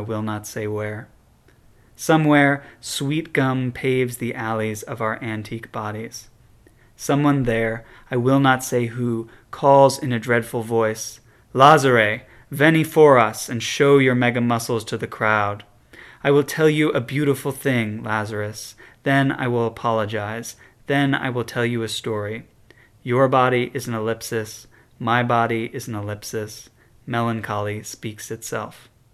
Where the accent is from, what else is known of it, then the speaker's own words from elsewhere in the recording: Chicago, Illinois, United States; I'm from Chicago